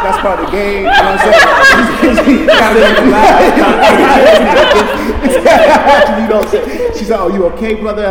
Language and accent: English; Connecticut, United States; I'm from Connecticut.